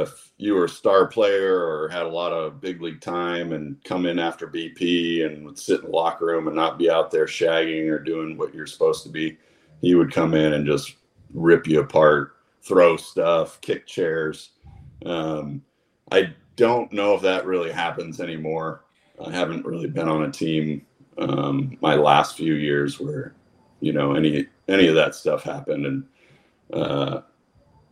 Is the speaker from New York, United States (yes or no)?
no; Kersey, Pennsylvania, United States; also born or lived in St. Marys, Pennsylvania; I was born in St. Mary's and went to St. Mary's High School, but I was actually from a smaller town right next to it called Kersey. And Kersey, when I was growing up, had about 800 people